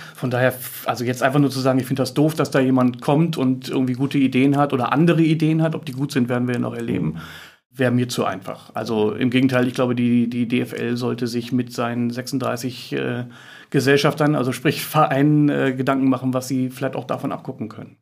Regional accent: Hamburg, Germany; als Hamburger

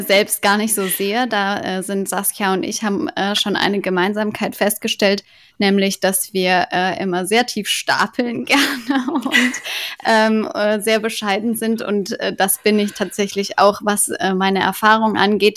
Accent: Cologne, North Rhine-Westphalia, Germany; Ich komme ja aus Köln

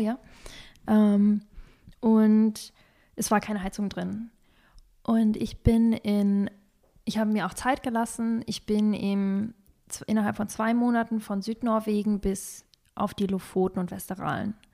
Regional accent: Northern Germany, Germany; moved away; also born or lived in Kazakhstan; was habe ich da gelebt? 18, nein, 15 Jahre

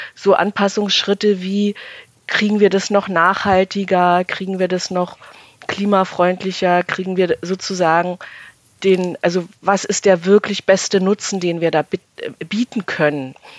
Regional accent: Germany; aufgewachsen in der DDR

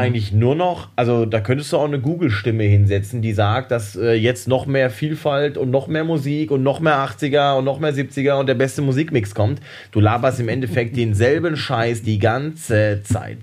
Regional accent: Hamm, North Rhine-Westphalia, Germany; moved away; aus meiner Heimatstadt Hamm

